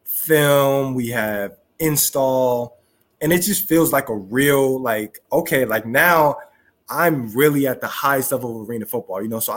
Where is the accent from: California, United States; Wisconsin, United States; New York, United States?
California, United States; Southern; being back in my hometown, not San Diego, but being back in Southern California